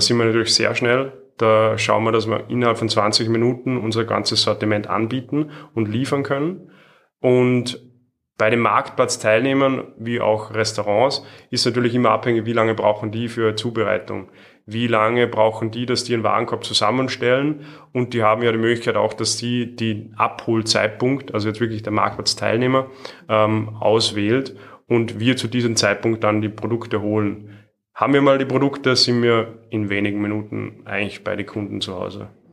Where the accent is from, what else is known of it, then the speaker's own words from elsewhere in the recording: Salzburg, Austria; Ich bin aus Salzburg